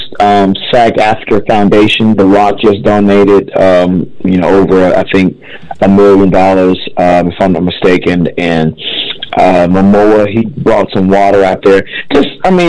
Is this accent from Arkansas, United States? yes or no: yes; Texarkana, Arkansas, United States; now in California, United States; I'm from Arkansas